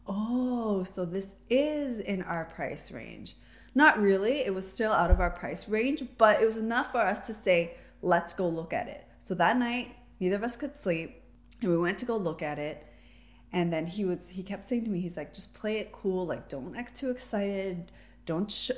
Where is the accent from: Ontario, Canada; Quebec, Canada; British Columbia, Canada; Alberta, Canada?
Ontario, Canada; Toronto; I was born and raised in Toronto, raised as a city girl